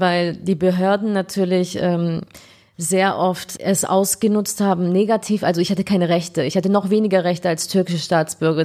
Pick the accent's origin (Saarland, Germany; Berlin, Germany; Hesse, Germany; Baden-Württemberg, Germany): Baden-Württemberg, Germany; Ulm; moved away as an adult; also born or lived in Frankfurt am Main / Spain / Istanbul, Turkey; Ich bin Ulmerin